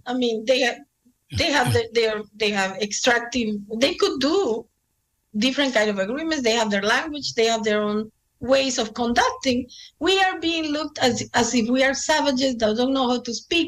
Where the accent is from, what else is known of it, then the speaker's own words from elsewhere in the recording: Lima, Peru; moved away; growing up in Lima, in a middle class, sort of middle class, for Indian standards, we were middle class.